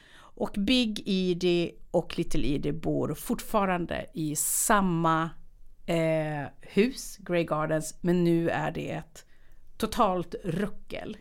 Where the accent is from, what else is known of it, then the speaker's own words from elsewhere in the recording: Härnösand, Västernorrland County, Sweden; moved away as an adult; also born or lived in Uppsala; när jag flyttade från Härnösand till Uppsala